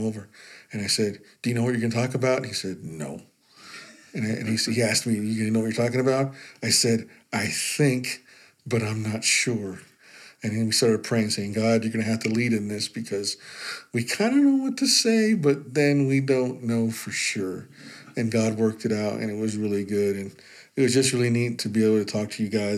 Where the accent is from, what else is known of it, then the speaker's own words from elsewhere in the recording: Utah, United States; I grew up in Utah